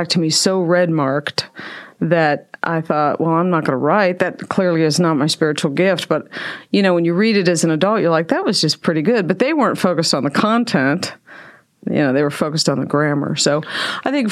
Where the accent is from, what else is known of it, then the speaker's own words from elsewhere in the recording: Columbus, Ohio, United States; moved away as an adult; also born or lived in Whitehall, Ohio; now in Mansfield, United States; Born in Columbus.